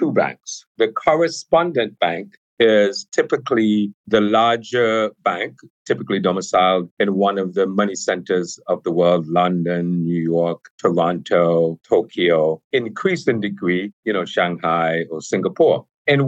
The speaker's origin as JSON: {"language": "English", "country": "Montserrat", "said": "I'm originally from a small island in the Caribbean called Montserrat."}